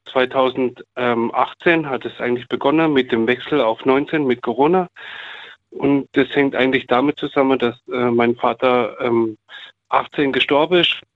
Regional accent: Munich, Bavaria, Germany; now in Baden-Baden, Germany; Nein, ich komme von, naja, ursprünglich aus München.

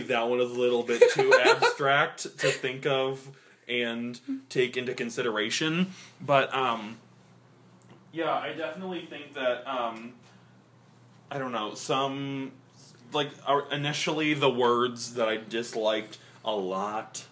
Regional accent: Midwest, United States

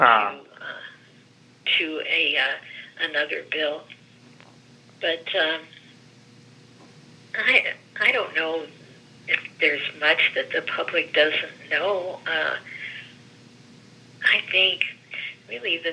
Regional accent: Gary, Indiana, United States; first language Greek; English is a second language; now in Greensburg, United States; I was born and raised in Gary, where the lifeblood of that area is the steel industry

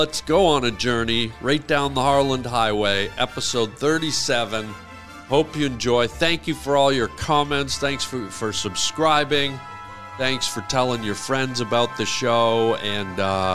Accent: Canada; I'm from Canada

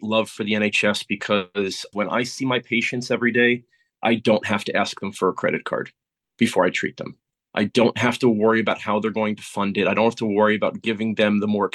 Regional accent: United States; moved away as an adult; now in United Kingdom; coming from where I come from the United States

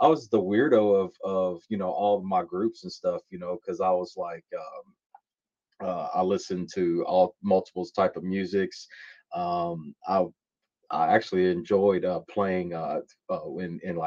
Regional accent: Louisville, Kentucky, United States; I was born and raised in Louisville, Kentucky

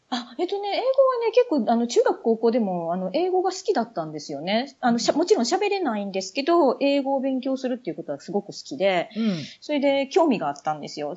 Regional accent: Yamatokoriyama, Nara, Japan; born or raised there; moved away as an adult; also born or lived in Toyonaka, Osaka; now in United Kingdom

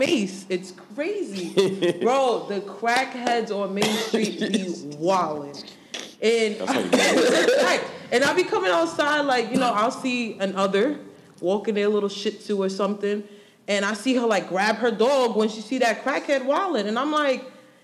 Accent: New York, United States; moved away as an adult; I'm from New York.

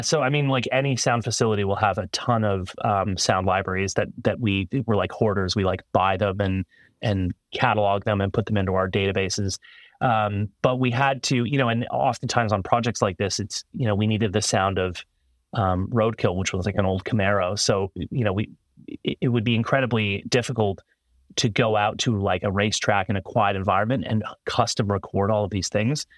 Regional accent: Toronto, Ontario, Canada; engineering school in Toronto, Canada. where I'm from

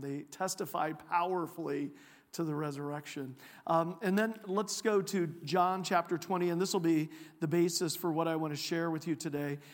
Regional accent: Champaign County, Illinois, United States; moved away as an adult; also born or lived in Iowa / Texas / Europe; now in Cedar Rapids, United States; I was originally from Champaign County, Illinois, so I'm a Illini fan

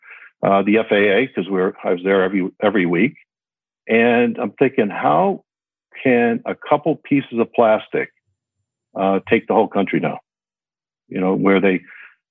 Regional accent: Connecticut, United States; moved away as an adult; also born or lived in Southern California; I grew up in Connecticut, played baseball there and did all that stuff

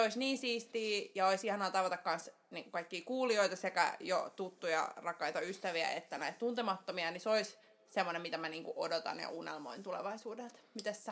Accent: Helsinki, Uusimaa, Finland; Helsingistä kotoisin ja täällä pääosan elämää eläneenä

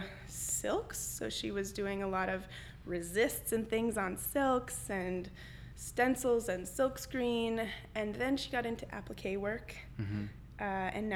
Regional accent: Forest Grove, Oregon, United States; moved away as an adult; now in Washington, D.C., United States; I grew up in a little town called Forest Grove, Oregon.

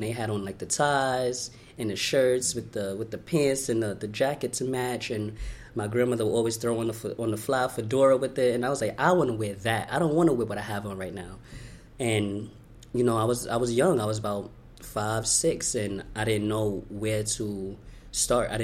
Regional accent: New York City, New York, United States; I was born in Brooklyn, New York. I was born here

